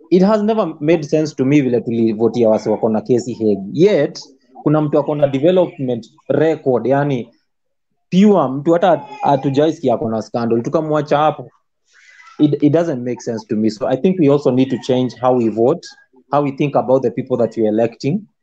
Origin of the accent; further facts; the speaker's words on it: Siaya, Siaya County, Kenya; moved away; mi ushago kwetu ni siaya